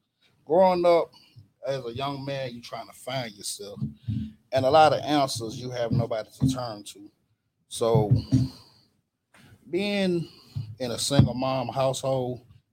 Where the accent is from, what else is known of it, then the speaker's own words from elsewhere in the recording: Mobile, Alabama, United States; also born or lived in New York; I grew up down here. I've been down here for 26 years now.